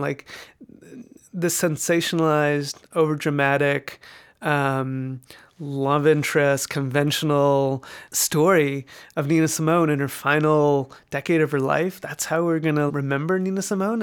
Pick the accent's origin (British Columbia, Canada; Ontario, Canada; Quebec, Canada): British Columbia, Canada; Vancouver; moved away as an adult; also born or lived in Toronto; now in New York, United States; I'm a proud Canadian. I, uh, grew up in Vancouver, British Columbia.